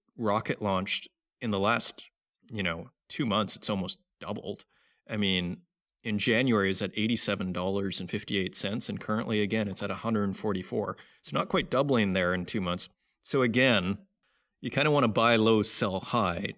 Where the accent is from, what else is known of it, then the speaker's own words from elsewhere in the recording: Saskatoon, Saskatchewan, Canada; based in Saskatoon, Saskatchewan, my hometown